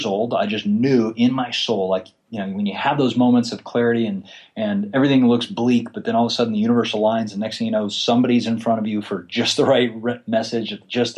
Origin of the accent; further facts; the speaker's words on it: Florida, United States; I was born actually in Florida, and I grew up in a very small town